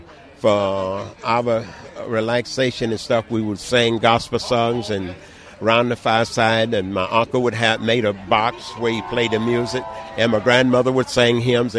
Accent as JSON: {"language": "English", "region": "Georgia", "country": "United States", "tie": "born or raised there", "said": "Born in the Clay Hills of Georgia. I was born in the South, and I grew up 2 miles from our little town."}